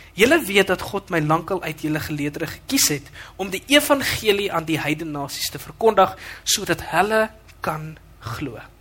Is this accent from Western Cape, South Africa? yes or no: yes; Western Cape, South Africa; now in Midstream, South Africa; ek kom van die Kaap af